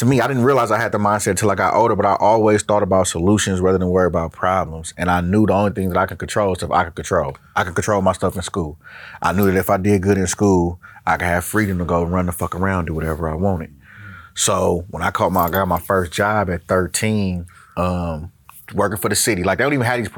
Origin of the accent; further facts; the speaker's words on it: Oakland, California, United States; also born or lived in San Leandro; born and raised in Oakland, well, born in San Leandro